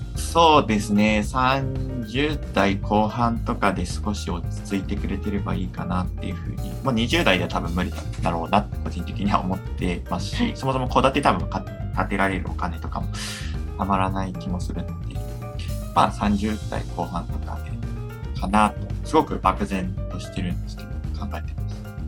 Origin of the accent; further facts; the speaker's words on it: Bōsō, Chiba, Japan; 千葉の、まあ、房総の方になりますね